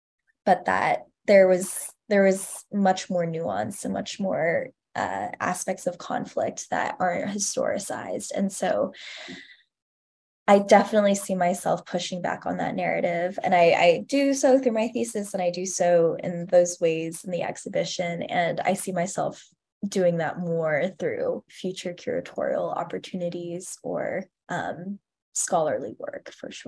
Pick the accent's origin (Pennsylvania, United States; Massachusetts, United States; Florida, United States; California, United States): California, United States; And I am from California myself, and to be around my family as well, I think is super important to me.